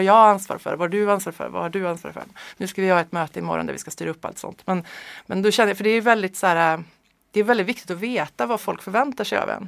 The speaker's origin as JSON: {"language": "Swedish", "country": "Sweden", "tie": "born or raised there", "also_born_or_lived": "Örebro / Strömstad / Hammarö, Värmland", "moved": "yes", "lives_now": "Stockholm, Sweden", "said": "Jag är född i Örebro faktiskt. Men ja. jag är verkligen inte uppväxt där. Jag, vet det, jag är uppväxt i Strömstad på västkusten och i, på Hammarö utanför Karlstad."}